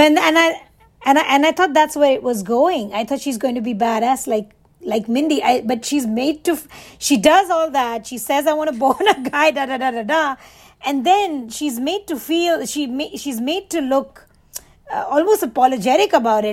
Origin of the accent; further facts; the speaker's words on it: Mumbai, Maharashtra, India; moved away as an adult; I wasn't raised in the US. I was, like I said, I was raised in Mumbai